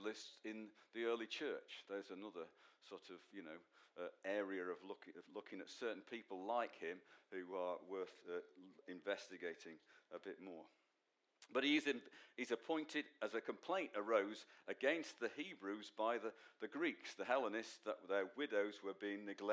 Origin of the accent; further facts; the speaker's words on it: Manchester, North West England, United Kingdom; from Manchester, son of Len